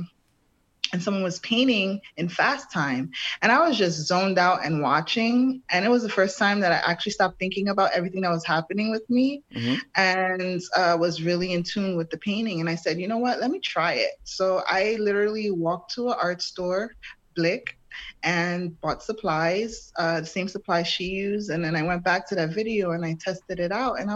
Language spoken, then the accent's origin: English; New York City, New York, United States; also born or lived in Brooklyn, New York; I'm from New York City. I was born and raised in Harlem, moved to Brooklyn when I was 16 years old